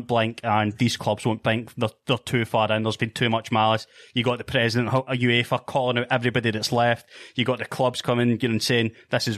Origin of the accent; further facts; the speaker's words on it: Scotland, United Kingdom; from my home country